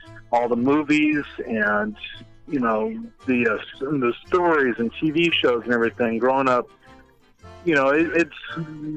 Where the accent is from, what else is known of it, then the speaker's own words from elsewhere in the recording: Huntington Beach, California, United States; I grew up right here in Huntington Beach, about 12 to 15 miles from the resort